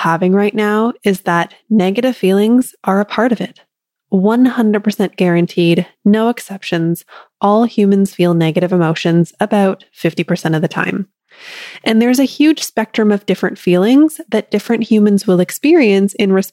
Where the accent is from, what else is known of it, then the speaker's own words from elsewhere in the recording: Canada; I'm Canadian